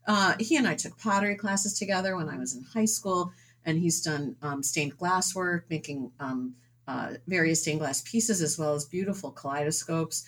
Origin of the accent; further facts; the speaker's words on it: suburbs of New York City, United States; moved away as an adult; also born or lived in Dover-Foxcroft, Maine / Connecticut / Rhode Island / Massachusetts; now in New Hampshire, United States; I grew up in the suburbs of New York City